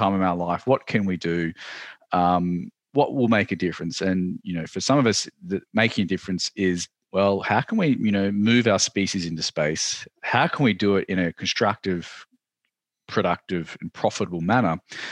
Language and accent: English; Australia; I am from Australia